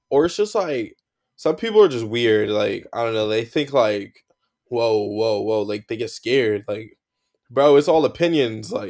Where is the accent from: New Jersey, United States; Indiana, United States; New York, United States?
New Jersey, United States; And I'm from Jersey, bro, so it's four hours.